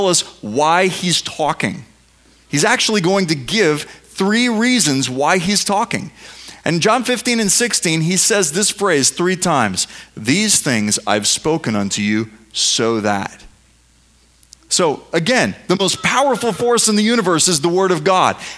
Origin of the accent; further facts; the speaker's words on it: United States; I'm an American